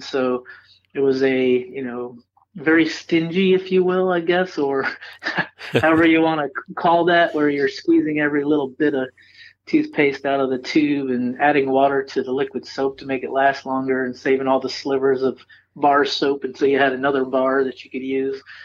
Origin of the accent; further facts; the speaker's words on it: Cooperstown, New York, United States; also born or lived in Carlisle, New York; I was born born and raised in upstate New York